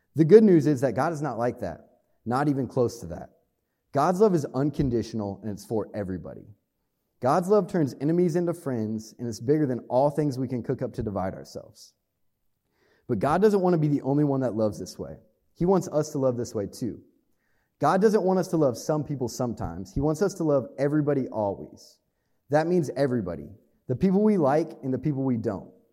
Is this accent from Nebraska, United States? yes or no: yes; Hastings, Nebraska, United States; moved away as an adult; now in Lincoln, United States; I grew up in Hastings, Nebraska